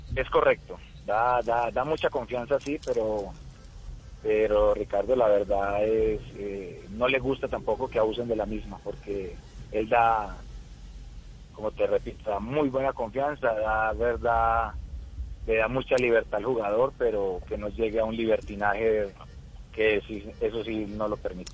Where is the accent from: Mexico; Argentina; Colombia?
Colombia; moved away as an adult; also born or lived in Peru; quiero mucho mi tierra